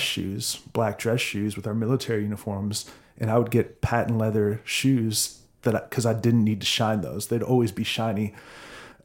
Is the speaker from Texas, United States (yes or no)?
no; Minnesota, United States; moved away as an adult; also born or lived in California; now in Austin, United States; I grew up in Minnesota